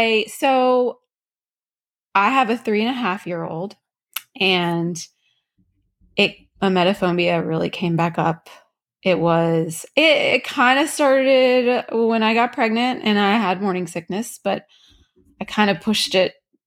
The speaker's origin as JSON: {"language": "English", "region": "Louisiana", "country": "United States", "moved": "yes", "said": "I'm from Louisiana originally."}